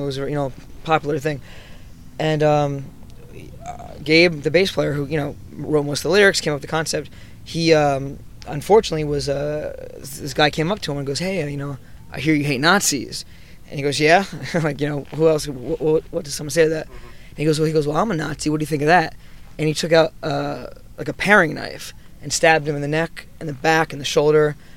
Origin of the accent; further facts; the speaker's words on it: Newton, New Jersey, United States; I was from a small little town, uh, Newton, New Jersey